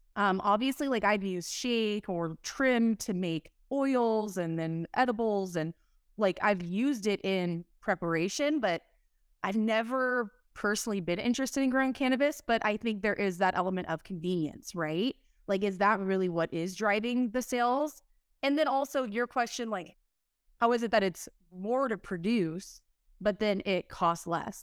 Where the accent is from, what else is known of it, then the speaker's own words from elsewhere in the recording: Southern California, United States; I'm from SoCal